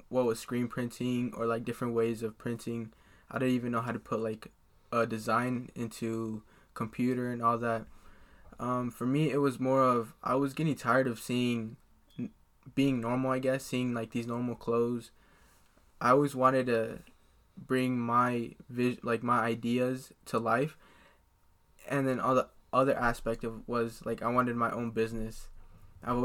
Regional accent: Des Moines, Iowa, United States; I'm 18, and I'm from Des Moines, Iowa.

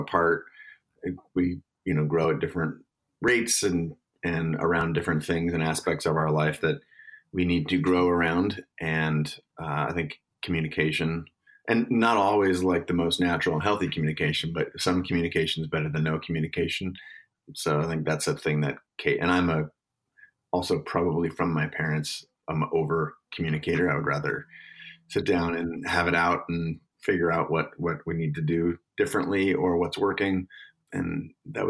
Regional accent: Seattle, Washington, United States; I'm born and raised in Seattle

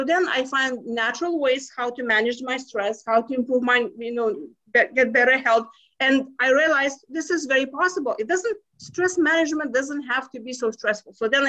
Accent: Lithuania; now in United States; But you see, I came from Lithuania 20 years ago to US and I thought this is the land of opportunities.

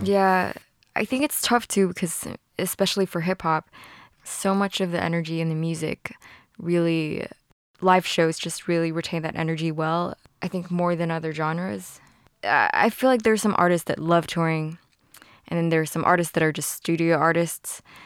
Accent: Hong Kong; growing up in Hong Kong

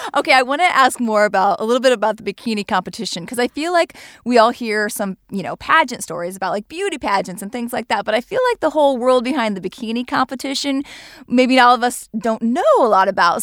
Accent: Nebraska, United States; we're from Nebraska

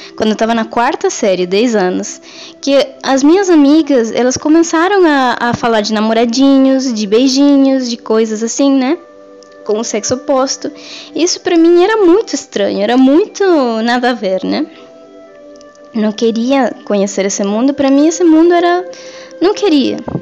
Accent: Venezuela; moved away; eu cresci na Venezuela, numa família matriarcal

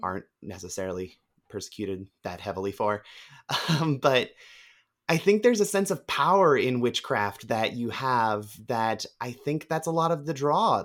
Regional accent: Ohio, United States; I'm from Ohio

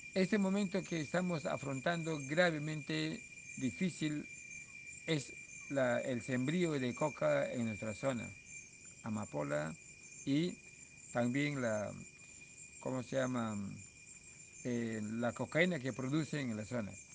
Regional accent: Peru; somos peruanos

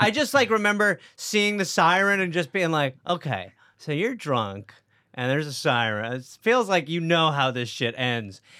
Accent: Milwaukee, Wisconsin, United States; accent: American; moved away as an adult; also born or lived in England; now in Los Angeles, United States; I was raised in Wisconsin by English people

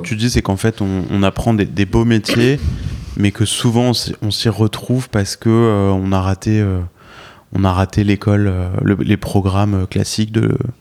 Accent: France; now in New York, United States; nous les Français

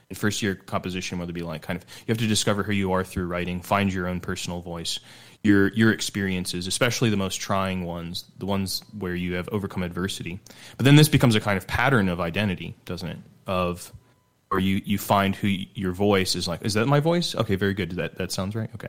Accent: Utah, United States; I come from Utah

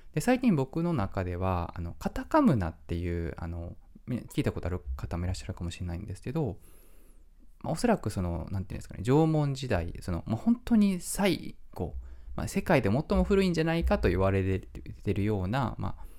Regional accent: Japan; also born or lived in Kyoto; 僕は本当に日本人に生まれてよかったなと思っていますし、今も日本に、今住んでる、京都に住んでるんですけど

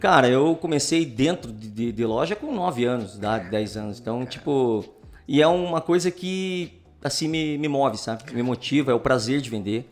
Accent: Curitiba, Paraná, Brazil; Eu sou curitibano, nascido aqui.

